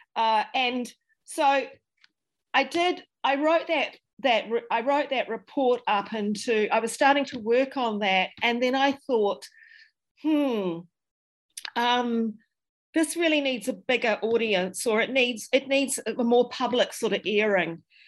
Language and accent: English; Dunedin, Otago, New Zealand; I'm very much um, a Dunedin uh, a Dunedin person. I'm from Dunedin